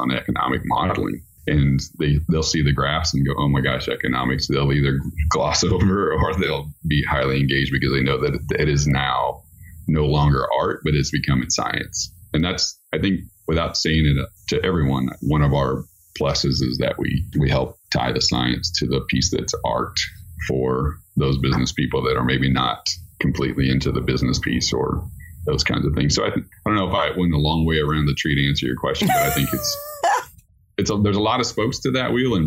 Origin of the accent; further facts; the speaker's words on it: Midwest, United States; moved away as an adult; I grew up in the Midwest and I left and now I came back